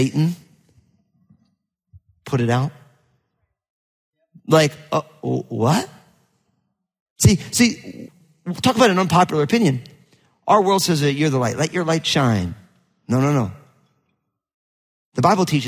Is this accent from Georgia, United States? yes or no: no; New Jersey, United States; I'm all Italian from New Jersey